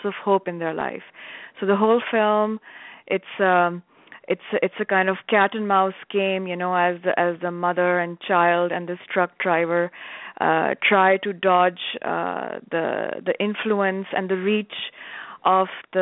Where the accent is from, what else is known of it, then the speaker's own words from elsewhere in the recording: Pakistan; moved away as an adult; I was away from Pakistan.